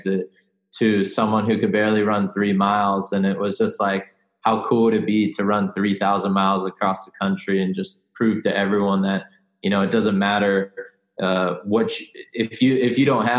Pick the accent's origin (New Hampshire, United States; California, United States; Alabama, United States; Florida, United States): California, United States; San Diego; also born or lived in Venice, California / Arizona; I grew up in San Diego, California, you know, right by the beach